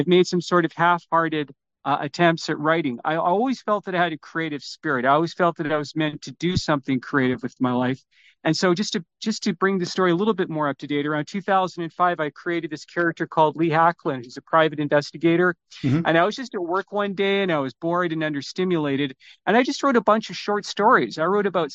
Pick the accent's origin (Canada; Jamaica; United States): Canada; Vancouver, British Columbia; also born or lived in Toronto; I was born in Toronto, but came to Vancouver in 1969.